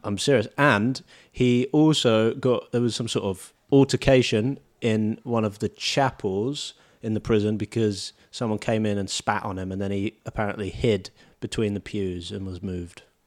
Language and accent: English; United Kingdom; now in Australia; I'm British